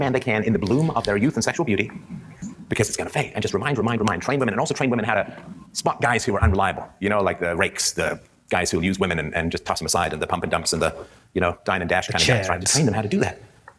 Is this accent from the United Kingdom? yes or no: yes; England, United Kingdom; I grew up in England in the 70s